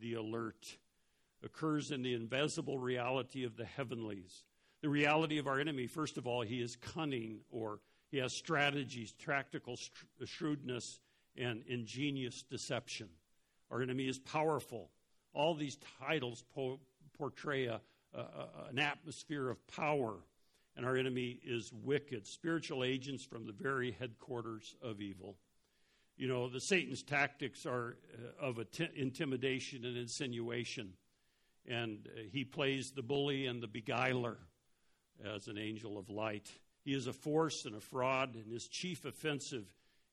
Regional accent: Denver, Colorado, United States; When I was little, I grew up in Denver

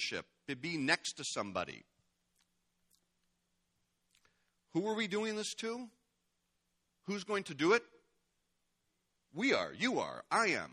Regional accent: United States; as an American

